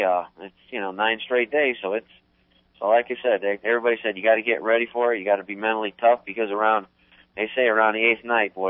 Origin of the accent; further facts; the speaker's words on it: Northeast, United States; growing up in the Northeast and watching the asphalt modifieds and Richie Evans and Jerry Cook and Maynard Troyer and Bugsy Stevens.